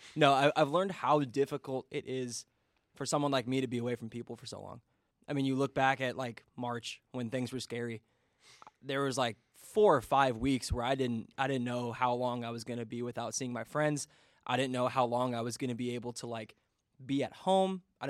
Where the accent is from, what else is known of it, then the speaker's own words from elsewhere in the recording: Indiana, United States; I can't believe I'm from Indiana, and I learned how to play euchre this year.